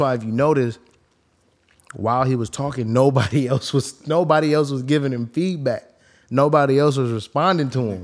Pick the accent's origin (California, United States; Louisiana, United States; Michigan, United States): California, United States; the Bay Area; I'm from the Bay